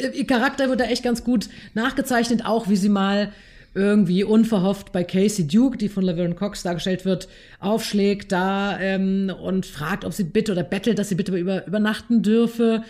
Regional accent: North Rhine-Westphalia, Germany; Ich komme aus NRW

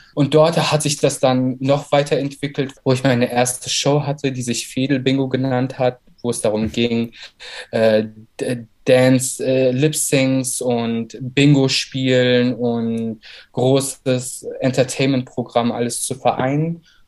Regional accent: Berlin, Germany; also born or lived in Baku, Azerbaijan / Saarland / Cologne; meine Familie ist zusammen mit mir 1996 nach Deutschland gezogen. Erstmal ins Saarland und ein halbes Jahr später nach Berlin. Mhm. Äh, genau, und seitdem ich denken kann und seitdem ich mich auch wirklich erinnern kann, lebe ich in Berlin

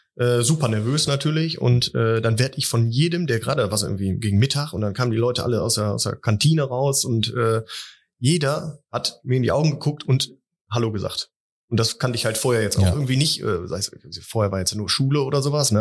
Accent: Wuppertal, North Rhine-Westphalia, Germany; ich komme auch aus Wuppertal

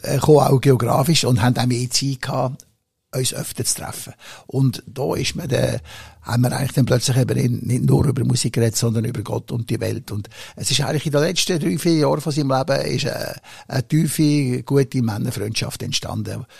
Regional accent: Switzerland; in meiner Heimat

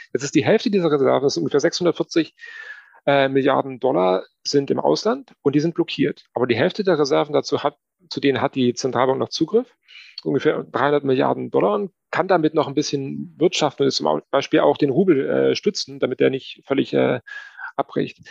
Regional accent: Germany; also born or lived in Moscow, Russia; bei uns in Deutschland

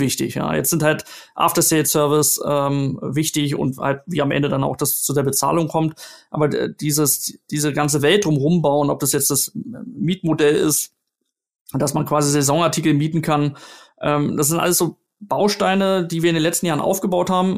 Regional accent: Berlin, Germany; moved away; meine Heimatstadt zurück nach Berlin

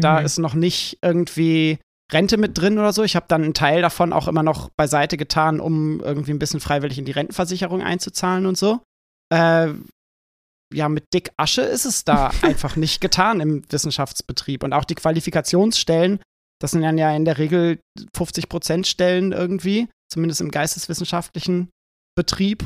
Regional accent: Schleswig-Holstein, Germany; moved away; ich bin in einer Kleinstadt in Schleswig-Holstein aufgewachsen

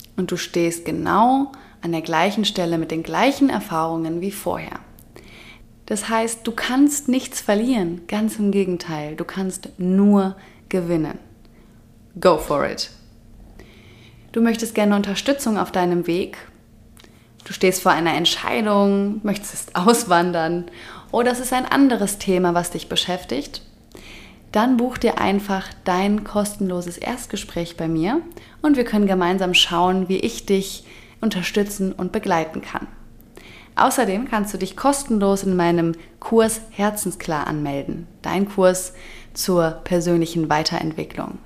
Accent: Germany; moved away as an adult; in Deutschland geboren worden zu sein, in Deutschland aufgewachsen worden zu sein

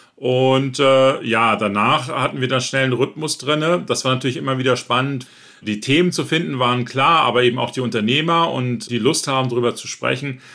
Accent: Northern Germany, Germany; ich selber bin auch aus Norddeutschland

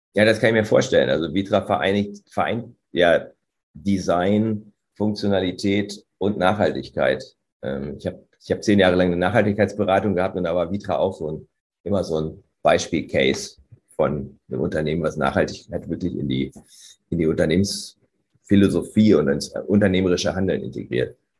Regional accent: Göttingen, Lower Saxony, Germany; in meiner Heimatstadt Göttingen

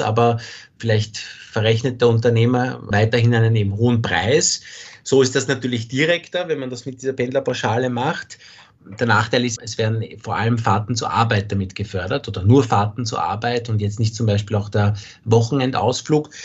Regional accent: Austria; hier bei uns in Österreich

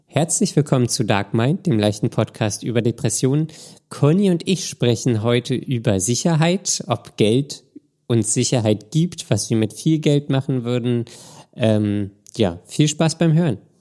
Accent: Berlin, Germany; ich komme ja aus Berlin. Ich bin ja quasi mit wenigen Ausnahmen mein ganzes Leben im Berliner Straßenverkehr ähm, gefahren

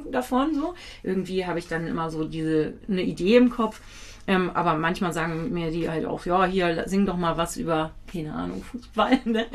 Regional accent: Kiel, Schleswig-Holstein, Germany; ich bin ja in Kiel geboren

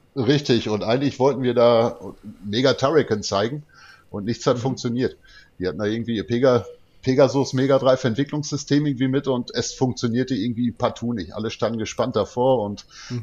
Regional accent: Dortmund, North Rhine-Westphalia, Germany; bei uns in Dortmund

